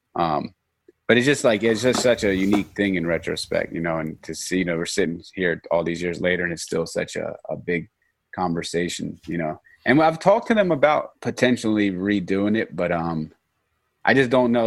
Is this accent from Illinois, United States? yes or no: no; Norristown, Pennsylvania, United States; I'm from Norristown, Pennsylvania